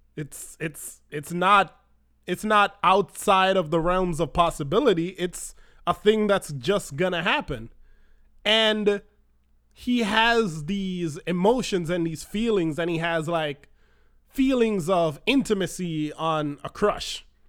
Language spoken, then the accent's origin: English; Jamaica; moved away as an adult; now in United States; we don't have that in Jamaica